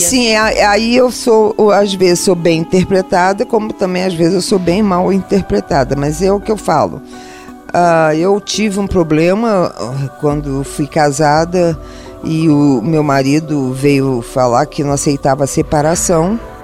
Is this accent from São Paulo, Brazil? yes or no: no; Rio de Janeiro, Brazil; eu sou carioca, do Rio de Janeiro, nascida na Laranjeiras, criada na Lapa e criada em Santa Teresa num colégio interno de freiras